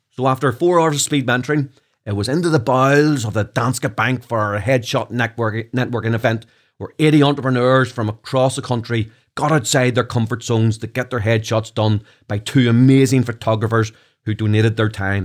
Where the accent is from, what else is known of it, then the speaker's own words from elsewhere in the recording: Belfast, Northern Ireland, United Kingdom; accent: Belfast; my Belfast accent